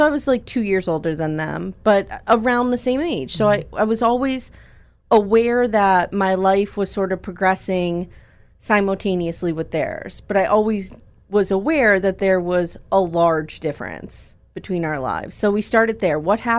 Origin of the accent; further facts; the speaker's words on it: Scranton, Pennsylvania, United States; So I grew up in Scranton. I've been here pretty much my whole life. My husband and I live in Scott Township now, which is only about 15 miles north of Scranton.